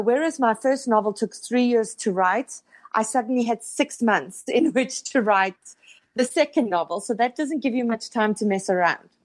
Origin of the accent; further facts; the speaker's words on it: South Africa; moved away as an adult; also born or lived in Johannesburg; now in Toronto, Canada; I was born and raised in South Africa, um, lived there until my late thirties